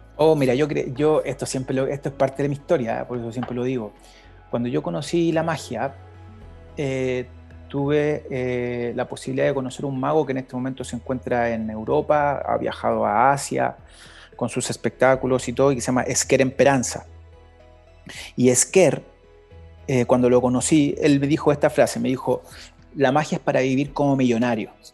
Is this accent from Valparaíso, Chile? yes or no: yes; Valparaíso, Chile; vengo de Valparaíso